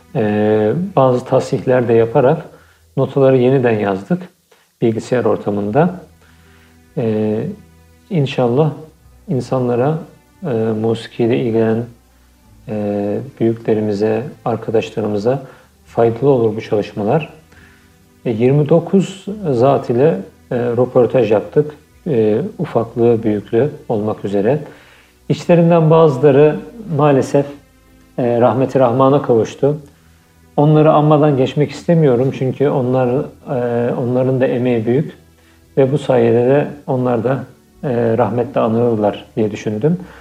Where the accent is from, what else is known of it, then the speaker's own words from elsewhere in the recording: Istanbul, Turkey; moved away as an adult; also born or lived in Cairo, Egypt; now in Vienna, Austria; 1986 yılında İstanbul'da dünyaya geldim